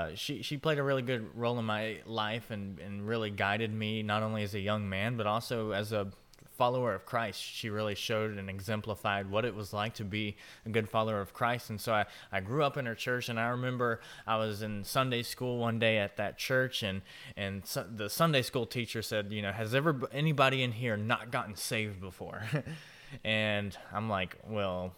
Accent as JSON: {"language": "English", "town": "Jacksonville", "region": "Florida", "country": "United States", "tie": "born or raised there", "said": "I was actually born and raised in Jacksonville, Florida."}